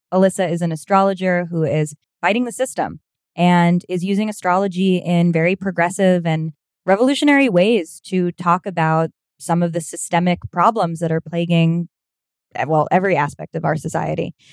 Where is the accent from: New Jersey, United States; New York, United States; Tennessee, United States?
New York, United States; New York City; also born or lived in Los Angeles; I'm from Manhattan, my, and then Brooklyn too